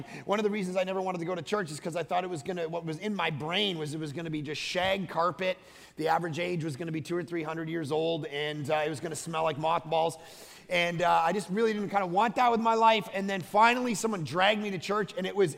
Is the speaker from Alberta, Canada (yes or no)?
no; Vancouver, British Columbia, Canada; Vancouver, Canada